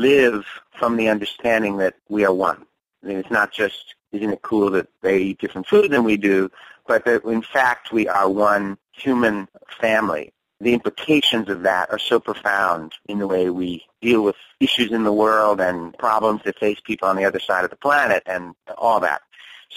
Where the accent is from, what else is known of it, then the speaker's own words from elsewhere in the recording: New Jersey, United States; I was raised in the Methodist Church in New Jersey down the street from our house